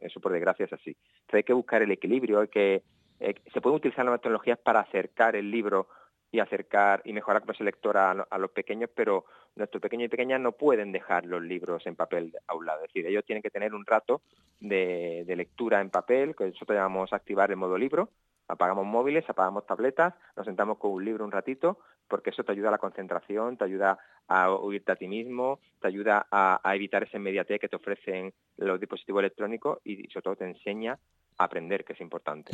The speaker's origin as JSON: {"language": "Spanish", "town": "Cádiz", "region": "Andalusia", "country": "Spain", "said": "soy un gaditano un poco atípico"}